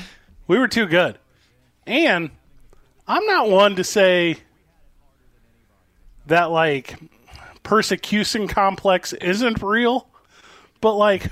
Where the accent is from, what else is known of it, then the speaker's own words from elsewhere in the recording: St. Louis, Missouri, United States; my hometown of St. Louis, Missouri